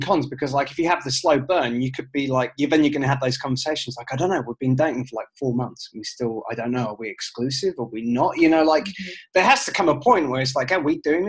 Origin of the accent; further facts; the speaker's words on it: United Kingdom; moved away; as a British person